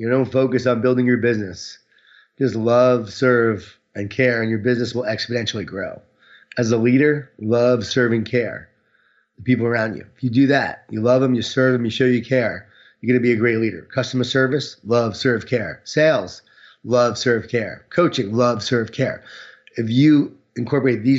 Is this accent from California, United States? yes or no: no; Long Island, New York, United States; I was from Long Island